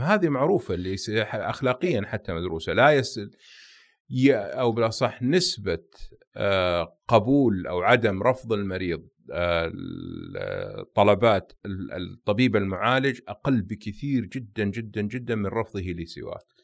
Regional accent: Saudi Arabia; احنا كسعوديين

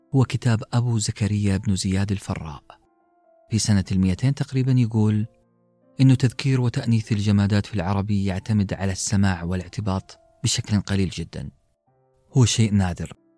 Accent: Western Region, Saudi Arabia; first language Arabic; في المنطقة الغربية عندنا في السعودية

